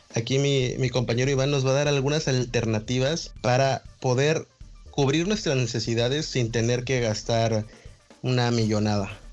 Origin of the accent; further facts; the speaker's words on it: Mexico; somos de México